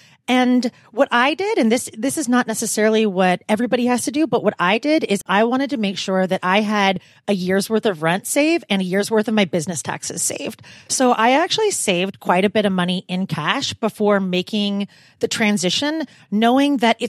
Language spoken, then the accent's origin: English; Portland, Oregon, United States; also born or lived in California; So I moved from Portland, Oregon, but I also lived in California for the majority of my adult life.